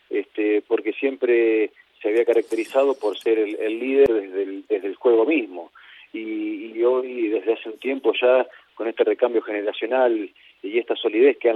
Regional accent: Rojas, Buenos Aires Province, Argentina; en, Rojas, estoy en la ciudad de Rojas, que es mi ciudad natal, eh, acá en el, interior de, la provincia de Buenos Aires, en Argentina.

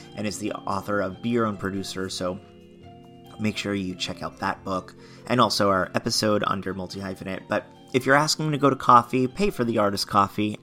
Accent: Florida, United States; also born or lived in Long Island, New York; now in New York, United States; moved to Florida, grew up in Florida

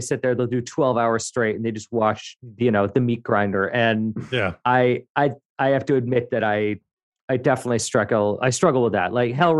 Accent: Montreal, Quebec, Canada; born there; I have some pre-programmed lines because I was born in Montreal. People presume that I can speak French

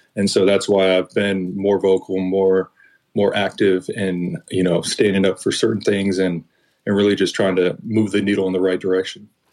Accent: Oakland, California, United States; my hometown team of the Oakland A's

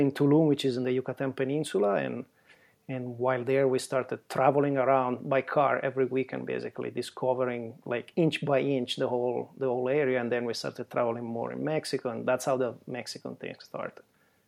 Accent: Italy; accent: Italian; English is a second language; moved away as an adult; now in United States; Born and raised in Italy. {S0} Yeah, there you go. {S1} And then I came to the state a long time ago, 30 years ago, but it's not enough to lose my accent, I guess.

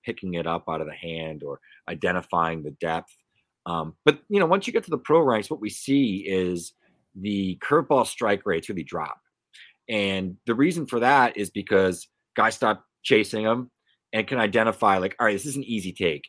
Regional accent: Pawtucket, Rhode Island, United States; I grew up around the Pawtucket Red Sox

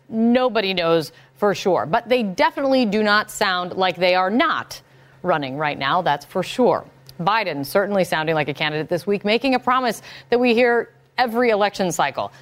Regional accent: Indiana, United States; Indiana, my home state

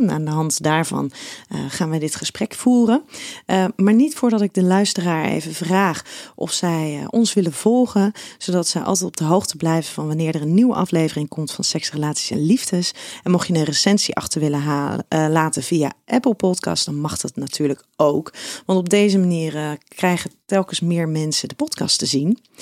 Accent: Schiedam, South Holland, Netherlands; jij komt ook uit Schiedam, net als ik

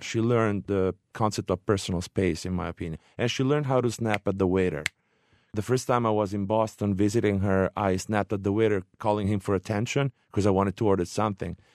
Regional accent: Orvieto, Umbria, Italy; Orvieto, my hometown

